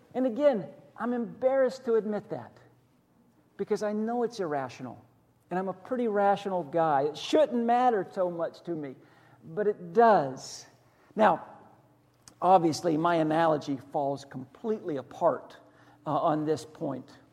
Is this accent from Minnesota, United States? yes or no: no; just outside of Pittsburgh, western Pennsylvania, United States; now in Hillsborough County, United States; I grew up just outside of Pittsburgh in the 70s